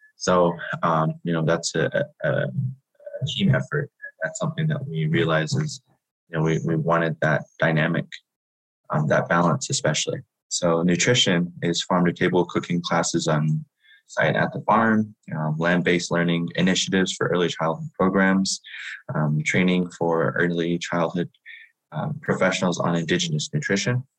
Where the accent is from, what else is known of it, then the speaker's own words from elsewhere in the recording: Shiprock, New Mexico, United States; I am from Shiprock, New Mexico, which is the homelands of my Diné people